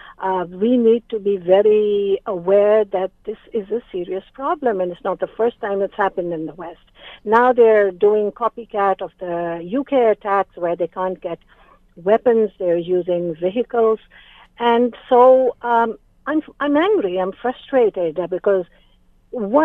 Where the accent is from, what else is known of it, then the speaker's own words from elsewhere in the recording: Canada; As Canadian citizens